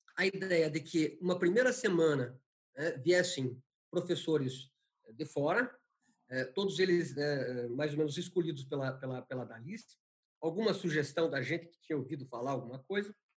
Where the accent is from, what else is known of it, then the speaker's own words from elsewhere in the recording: Paraná, Brazil; also born or lived in Santa Catarina; nasci em Santa Catarina, porque meu pai prestava serviço ao meu avô, que tinha fundado uma pequena cidade no interior de Santa Catarina. Mas toda a minha tradição é paranaense. Né? Eu venho muito pequeno para o Paraná